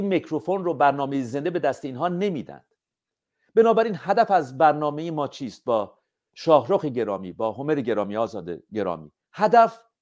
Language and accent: Persian; Iran; همه ما ایرانی هستیم